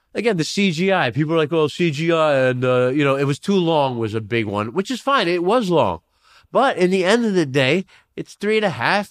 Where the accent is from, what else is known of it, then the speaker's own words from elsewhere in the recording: New York City, New York, United States; now in Los Angeles area, United States; so I'm from New York. I'm born in Flushing, Queens originally